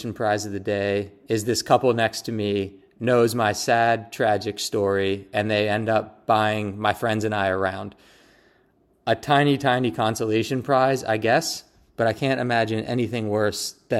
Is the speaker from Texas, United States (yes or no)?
no; Pittsburgh, Pennsylvania, United States; I'm from Pittsburgh, Pennsylvania